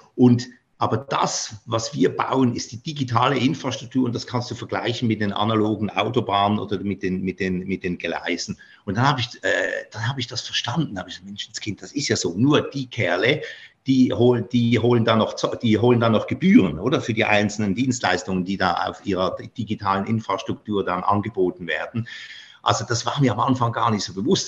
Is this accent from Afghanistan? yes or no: no; Basel, Basel-Stadt, Switzerland; moved away; nach Basel mit denen in meine Heimatstadt